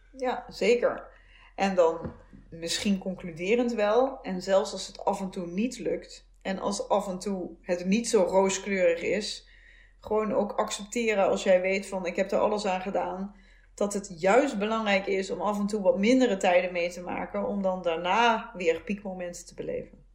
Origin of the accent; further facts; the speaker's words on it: soft G, southern Netherlands, Netherlands; accent: zachte G (soft G); moved away; also born or lived in Utrecht; mijn zachte G